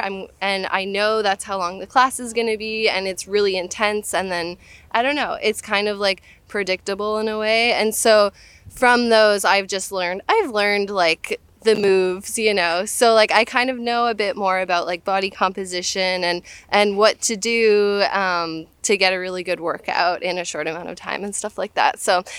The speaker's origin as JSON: {"language": "English", "country": "Canada", "moved": "yes", "lives_now": "United States", "said": "So, I'd say like 7 years ago, I immigrated from Canada to the United States"}